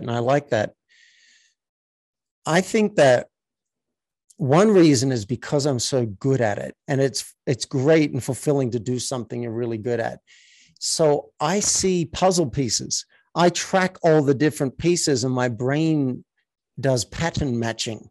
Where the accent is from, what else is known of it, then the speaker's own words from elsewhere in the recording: Australia; I was raised in Australia